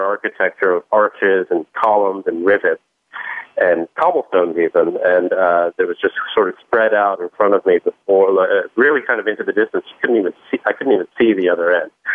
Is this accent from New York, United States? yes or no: yes; New York City, New York, United States; when I was a kid growing up in New York